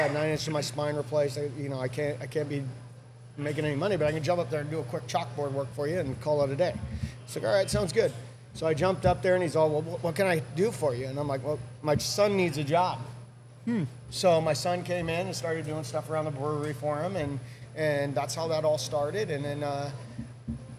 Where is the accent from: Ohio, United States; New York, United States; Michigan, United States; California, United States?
California, United States; Spring Valley; also born or lived in Pittsburgh, Pennsylvania; I grew up in Spring Valley